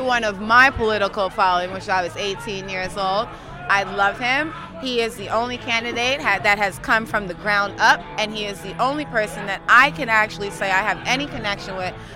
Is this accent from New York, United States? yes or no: yes; New York City, New York, United States; also born or lived in Bed-Stuy, Brooklyn; I'm from Queens. I reside in Bed-Stuy, Brooklyn now.